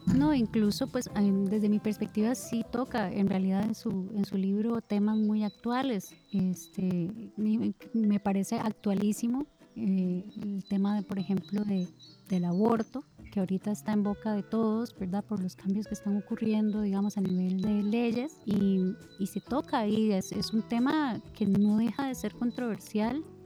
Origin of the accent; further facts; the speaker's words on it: Costa Rica; le hablo como mujer, como mujer costarricense